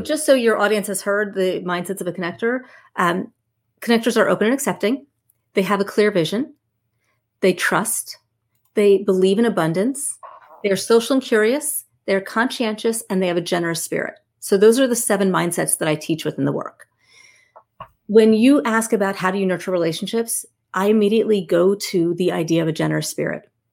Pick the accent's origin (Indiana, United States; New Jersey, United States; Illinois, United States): New Jersey, United States; I'm from Jersey